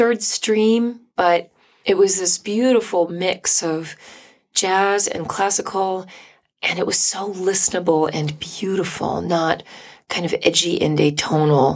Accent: Vancouver, British Columbia, Canada; also born or lived in New York City; now in Toronto, Canada; I'm from Canada. Grew up in Vancouver

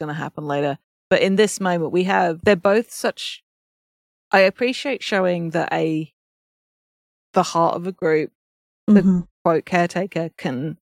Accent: United Kingdom; I'm British.

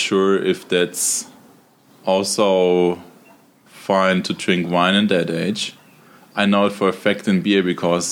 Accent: Munich, Bavaria, Germany; as a person growing up in Munich and surroundings

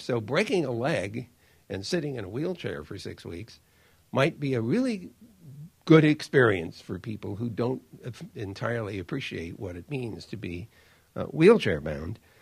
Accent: United States; I'm an American

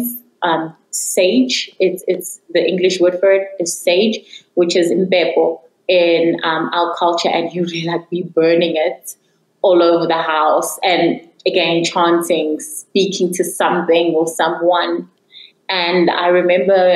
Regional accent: Johannesburg, Gauteng, South Africa; I am from Johannesburg, South Africa

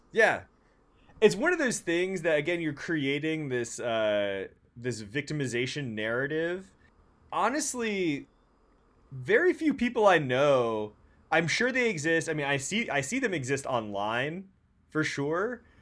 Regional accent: San Francisco, California, United States; I'm from San Francisco.

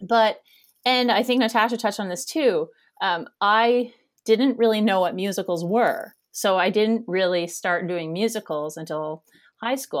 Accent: Kanata, Ontario, Canada; moved away as an adult; also born or lived in New York City / Toronto / England; now in Halifax, Canada; I grew up in Kanata, Ontario, Canada, which is a suburb of Ottawa. And, and I spent my first nineteen years there

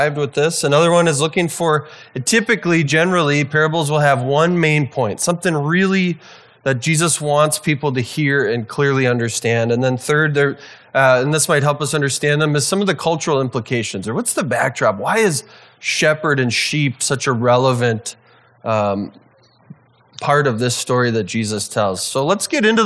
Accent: Wisconsin, United States; now in St. Paul, United States; I grew up in a small town in Wisconsin

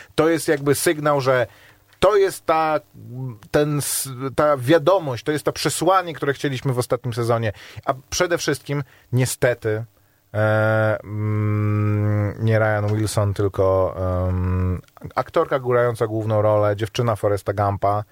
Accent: Warsaw, Masovian Voivodeship, Poland; Jestem z Pragi

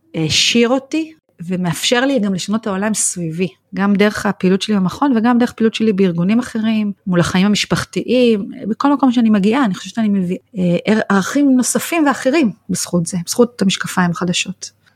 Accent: Israel; moved away; אני באה מקיבוץ היפר חילוני

